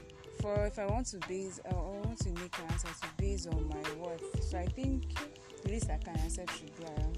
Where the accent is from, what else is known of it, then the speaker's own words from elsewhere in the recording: Akwa Ibom, Nigeria; I'm from Akwa Ibom.